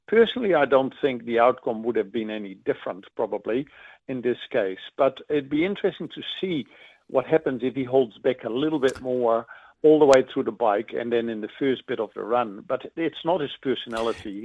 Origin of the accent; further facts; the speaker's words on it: Netherlands; now in New Zealand; I grew up in Holland